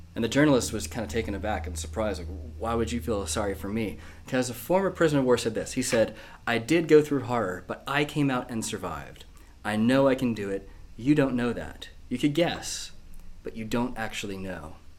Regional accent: United States; moved away as an adult; now in Manchester, United Kingdom; my accent's not quite northern. I'm not from here. I was born in America

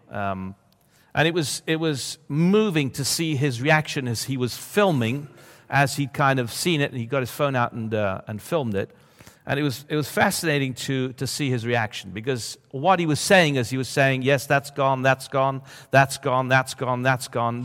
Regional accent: Sicily, Italy; now in Bologna, Italy; I grew up in Sicily

